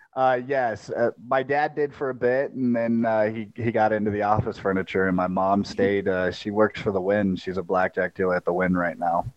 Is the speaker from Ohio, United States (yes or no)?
no; Las Vegas, Nevada, United States; also born or lived in St. Louis; growing up in Vegas, you, you we'd always travel to L.A.